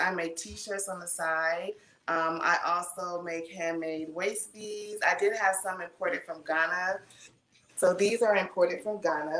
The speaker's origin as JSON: {"language": "English", "region": "California", "country": "United States", "tie": "born or raised there", "also_born_or_lived": "Ohio", "said": "So I was born in Ohio. I was raised in California."}